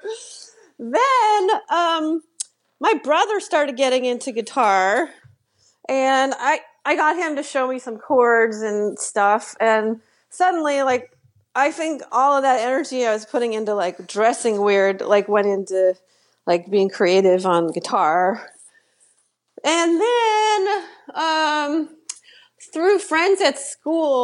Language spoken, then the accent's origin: English; Washington, District of Columbia, United States; moved away as an adult; also born or lived in Boston; I grew up in Washington, D.C., where I live now.